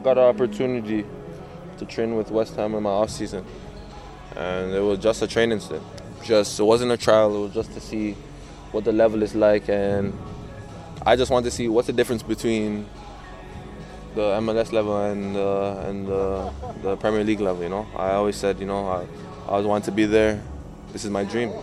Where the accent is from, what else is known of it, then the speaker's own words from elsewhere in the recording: Canada; being a Canadian